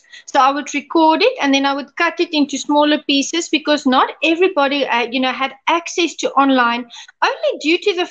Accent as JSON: {"language": "English", "area": "Soutpansberg Mountains", "region": "Limpopo", "country": "South Africa", "tie": "born or raised there", "also_born_or_lived": "Louis Trichardt", "said": "I was born and raised. I had a pure South African upbringing. I grew up, I was born in Lutrigard, and I grew up in the Soutpansberg Mountains"}